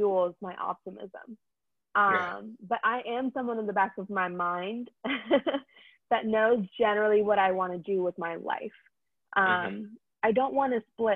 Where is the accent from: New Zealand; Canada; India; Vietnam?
India; now in United States; I'm Indian